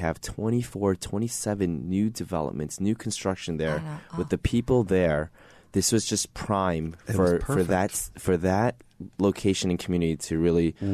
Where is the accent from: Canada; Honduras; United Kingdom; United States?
United States; New York City, New York; growing up in Woodside, Queens, I grew up there all my life, right?